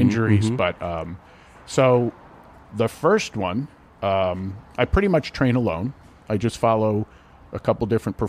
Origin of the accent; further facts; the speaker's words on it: Arizona, United States; I was from Arizona